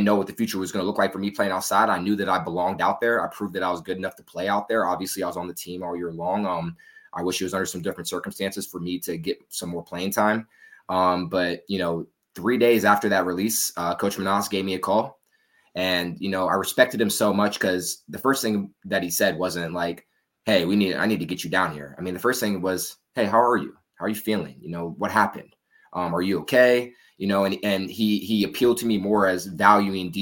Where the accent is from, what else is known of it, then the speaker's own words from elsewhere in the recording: Virginia, United States; moved away as an adult; also born or lived in Wichita Falls, Texas; now in Austin, United States; I'm originally from Virginia, but I've lived in Texas for the past 6-7 years. And I've lived in Austin for almost 4 years now.